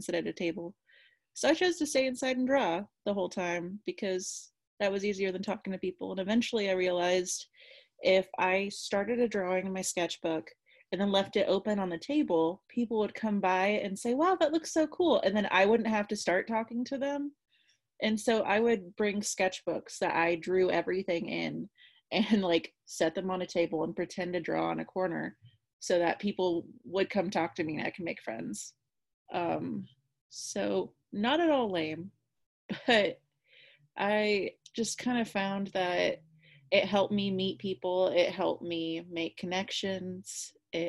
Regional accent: Kansas, United States; I'm from Kansas

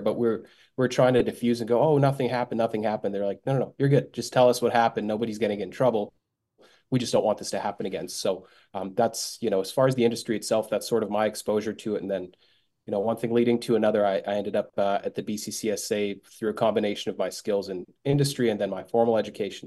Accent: Bosnia & Herzegovina; moved away; I am from Bosnia originally

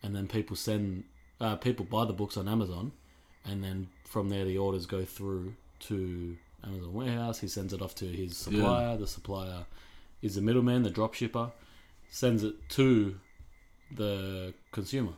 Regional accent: Guildford, New South Wales, Australia; I grew up more in Guildford

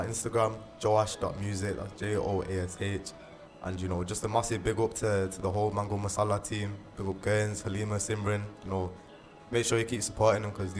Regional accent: Manchester, North West England, United Kingdom; we're here from Manchester, we're repping it strongly.

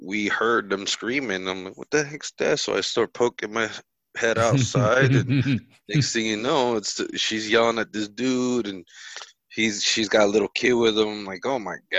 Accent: New Jersey, United States; now in Florida, United States; I'm from Jersey

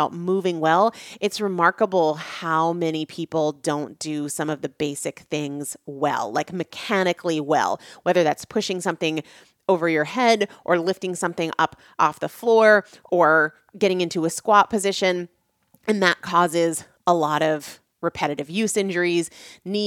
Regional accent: New Hampshire, United States; moved away as an adult; also born or lived in Washington, D.C. / North Carolina / Natick, Massachusetts; I grew up in New England. I grew up in New Hampshire.

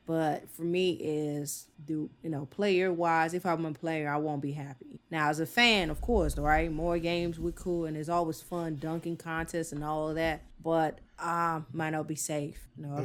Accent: South Carolina, United States; moved away; my home state, South Carolina.

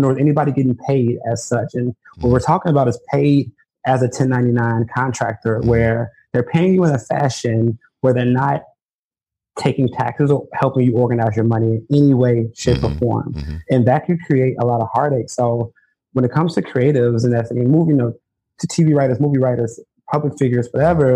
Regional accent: Chicago, Illinois, United States; I grew up in Chicago

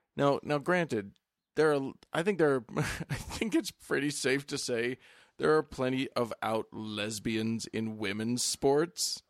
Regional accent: the West, United States; I'm from the West. States are big out here.

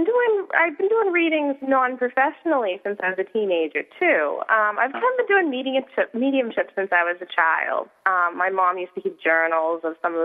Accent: Weymouth, Massachusetts, United States; also born or lived in Boston; I have lived in Weymouth since I was a child

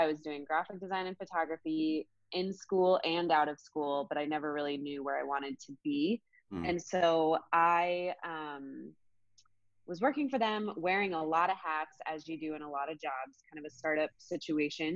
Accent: Colorado, United States; moved away as an adult; also born or lived in Montana; now in New York City, United States; So like I said, I grew up in Colorado. I grew up on a ranch, a cattle ranch in the middle of nowhere.

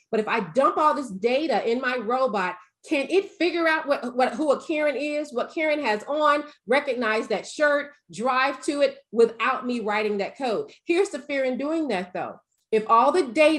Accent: the South, United States; I'm from the South

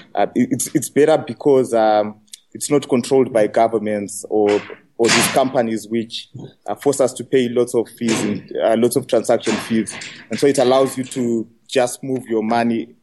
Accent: Zimbabwe; I'm from Africa and from Zimbabwe.

